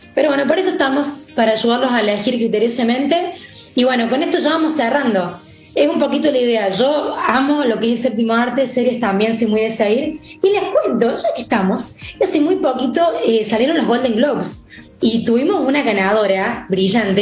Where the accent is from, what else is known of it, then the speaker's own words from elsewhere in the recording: Argentina; acá, en Argentina